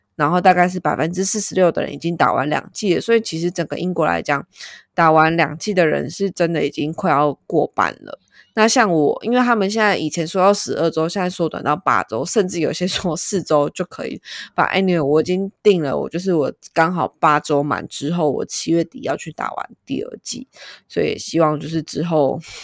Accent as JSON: {"language": "Chinese", "country": "Taiwan", "said": "我们就是台湾人"}